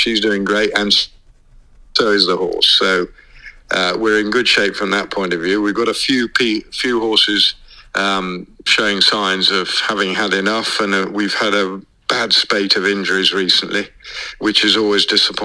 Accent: England, United Kingdom; I'm an English trainer

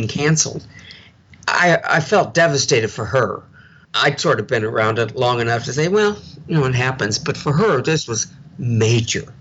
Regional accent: St. Louis, Missouri, United States; I'm from St. Louis

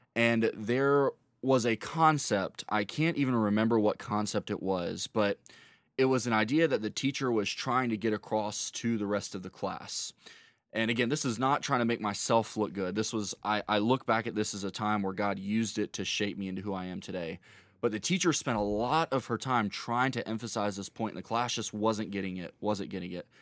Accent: Rock Hill, South Carolina, United States; also born or lived in Charlotte, North Carolina; was raised in Rock Hill, South Carolina

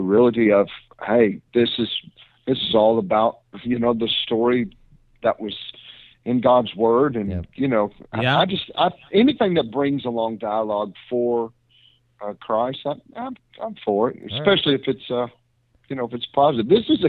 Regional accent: Kentucky, United States; I'm from Kentucky

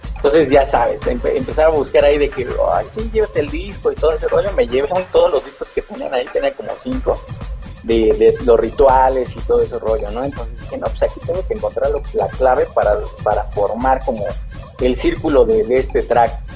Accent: Mexico; nosotros como mexicanos, tú sabes, y pues adoramos la, la cultura de nuestros muertos

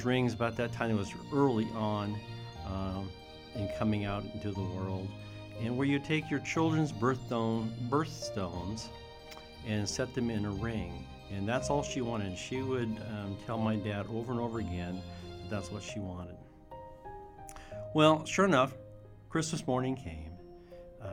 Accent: Brewster, United States; my family, growing up in Brewster, we always knew the reason for the season

